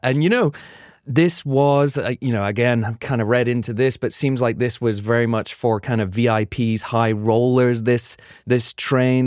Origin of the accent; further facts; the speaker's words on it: United Kingdom; now in New York, United States; being a Brit